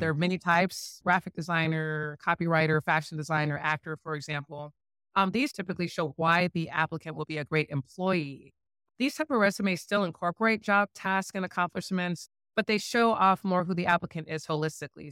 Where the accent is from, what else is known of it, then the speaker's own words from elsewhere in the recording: St. Louis, Missouri, United States; also born or lived in Bloomington, Illinois; we're, we're both from Saint Louis